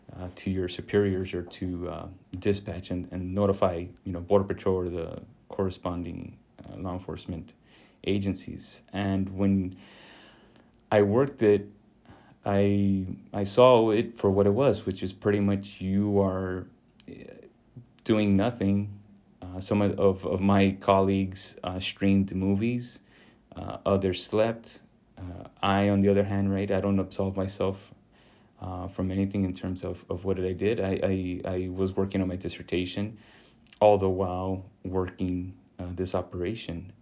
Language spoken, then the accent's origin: English; Rio Grande Valley, Texas, United States; also born or lived in Illinois; I was born in Illinois, but, but raised in the Rio Grande Valley